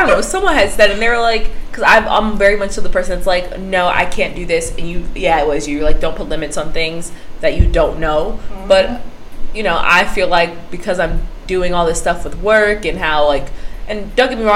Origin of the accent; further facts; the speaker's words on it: Florida, United States; I'm from Florida